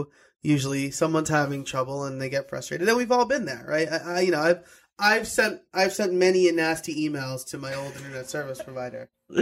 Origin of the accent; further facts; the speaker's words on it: New York, United States; now in Pennsylvania, United States; I live in Pennsylvania. And like Pennsylvania Chinese food does not hold a candle to New York Chinese food. I was born and raised in New York.